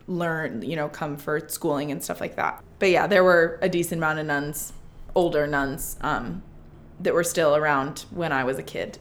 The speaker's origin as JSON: {"language": "English", "town": "South Bend", "region": "Indiana", "country": "United States", "tie": "born or raised there"}